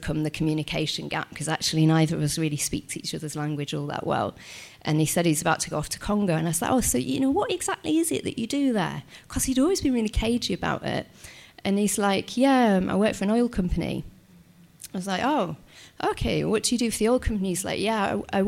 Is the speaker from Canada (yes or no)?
no; Yorkshire and the Humber, United Kingdom; I'm from Yorkshire